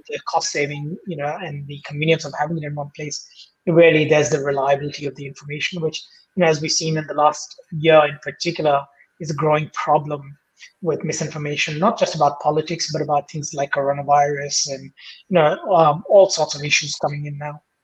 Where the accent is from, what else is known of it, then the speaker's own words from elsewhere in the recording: India; moved away as an adult; also born or lived in United States; now in Australia; I grew up in India